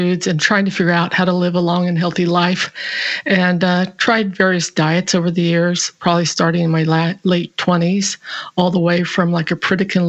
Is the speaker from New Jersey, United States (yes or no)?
no; California, United States; moved away as an adult; now in Cowichan Valley, Canada; I grew up in California